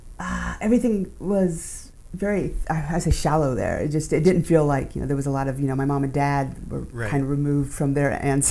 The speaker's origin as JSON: {"language": "English", "region": "Alaska", "country": "United States", "tie": "born or raised there", "said": "And I grew up in Alaska for a lot too, so."}